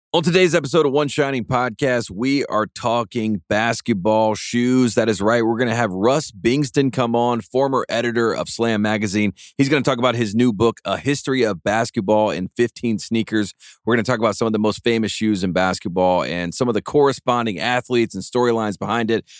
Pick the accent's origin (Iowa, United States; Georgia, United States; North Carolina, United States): North Carolina, United States; growing up in North Carolina, a Jordan kid